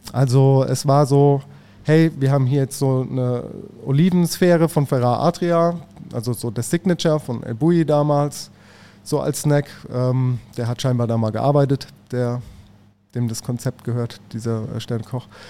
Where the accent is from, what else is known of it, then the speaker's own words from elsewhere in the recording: Mannheim, Baden-Württemberg, Germany; ich als Mannheimer